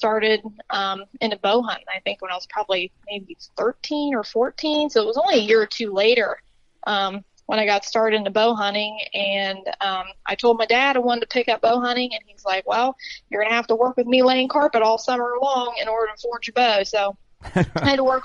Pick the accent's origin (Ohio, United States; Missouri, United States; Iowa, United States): Ohio, United States; Morgan County, Southeast; I am actually from Southeast Ohio, little county, Morgan County. We're actually only about 45 minutes away from the West Virginia border. So I've been born and raised here